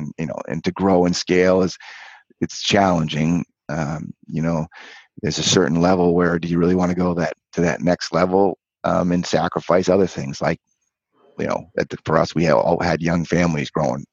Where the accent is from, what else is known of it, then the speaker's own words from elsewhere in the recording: Cape Cod, Massachusetts, United States; I grew up on Cape Cod.